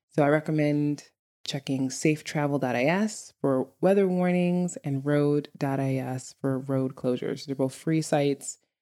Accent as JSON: {"language": "English", "town": "New York City", "region": "New York", "country": "United States", "tie": "born or raised there", "moved": "as an adult", "lives_now": "Iceland", "said": "a native New Yorker, li-, literally growing up in Brooklyn, New York"}